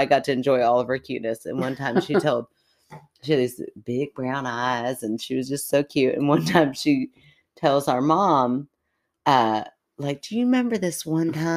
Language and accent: English; Kentucky, United States; we're from Kentucky